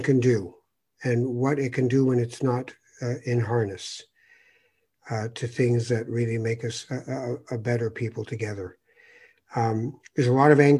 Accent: Toronto, Ontario, Canada; also born or lived in Morocco / Edmonton; I went out to Edmonton to go to university at the University of Alberta from Toronto.

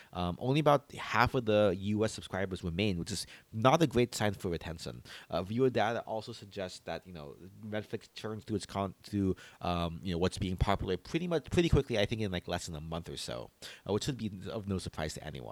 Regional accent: Philippines; as a Filipino

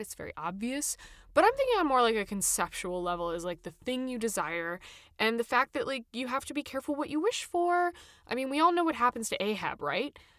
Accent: United States; as an American

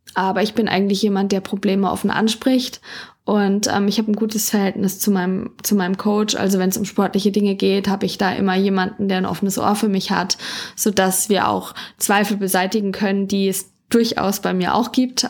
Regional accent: Dillenburg, Hesse, Germany; Also meine Ursprünge liegen in Dillenburg in Mittelhessen. Dort bin ich geboren und aufgewachsen.

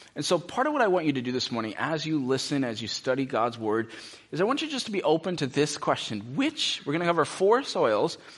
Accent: United States; most of us as American Christians

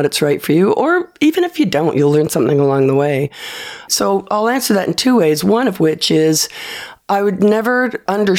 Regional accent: Canada

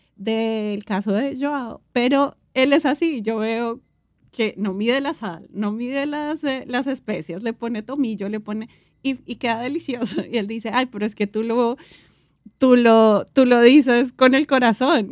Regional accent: Colombia; nosotros como colombianos

